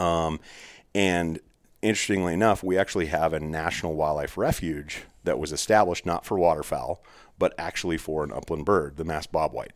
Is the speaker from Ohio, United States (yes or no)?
no; Arizona, United States; I'm from there